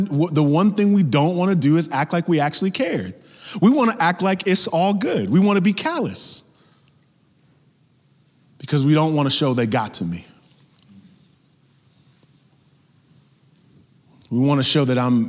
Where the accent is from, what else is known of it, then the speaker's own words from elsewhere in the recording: New York, United States; growing up in New York, all my family was in Mississippi